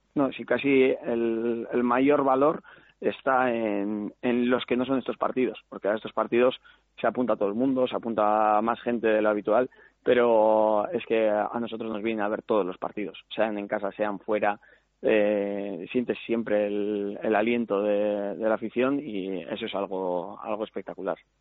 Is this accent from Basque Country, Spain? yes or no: yes; Santurtzi, Basque Country, Spain; also born or lived in Barakaldo; soy de Santurci